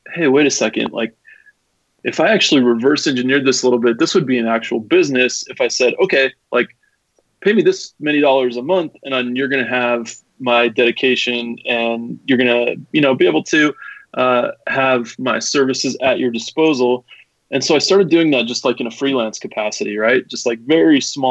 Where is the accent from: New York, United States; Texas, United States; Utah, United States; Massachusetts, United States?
Utah, United States; Salt Lake City; I'm from Salt Lake City. Lived here my entire life